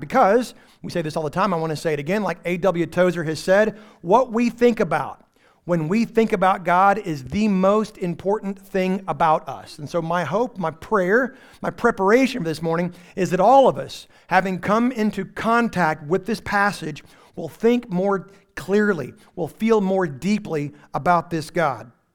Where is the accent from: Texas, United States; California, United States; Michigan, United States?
Texas, United States; Texas Panhandle, United States; also born or lived in Houston; now in East Texas, United States; I am from the Texas Panhandle, where we only got electricity about twelve years ago.